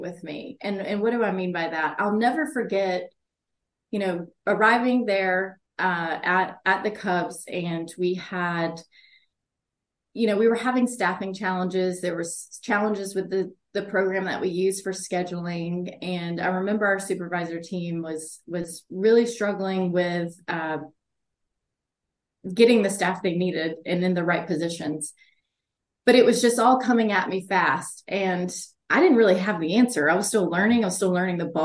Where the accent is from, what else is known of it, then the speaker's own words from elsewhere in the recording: the South, United States; also born or lived in Chicago; I'm from the South